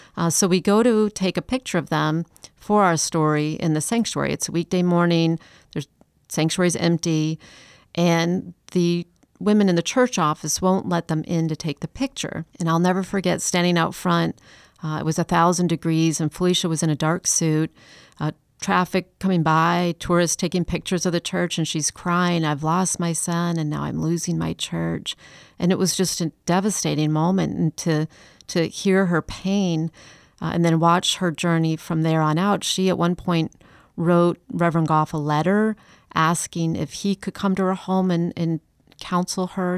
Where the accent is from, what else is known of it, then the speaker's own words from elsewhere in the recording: Chicago, Illinois, United States; also born or lived in Atlanta; now in Charleston, United States; I'm not from Charleston. I'm from Chicago